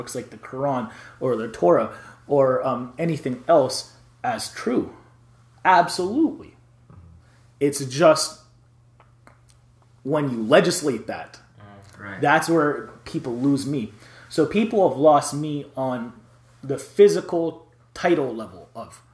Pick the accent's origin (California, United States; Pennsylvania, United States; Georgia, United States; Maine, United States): Georgia, United States; Atlanta; I grew up in Atlanta, Georgia, in the South